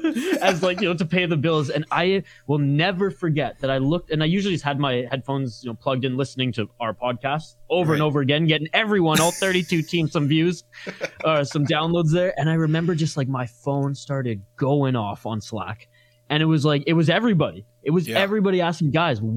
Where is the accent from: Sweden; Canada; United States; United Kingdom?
Canada; British Columbia; I'm from British Columbia, Canada